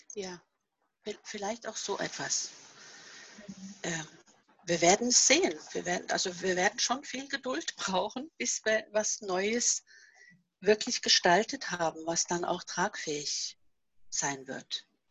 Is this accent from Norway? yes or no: yes; Norway; German is a second language; moved away as an adult; now in Germany; dass nicht Norwegen immer noch meine Heimat ist